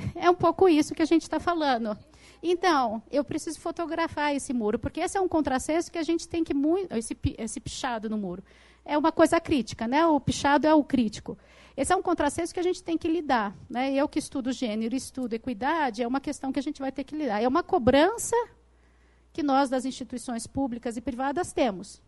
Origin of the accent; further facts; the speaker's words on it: São Paulo, Brazil; na cidade de onde eu venho, São Paulo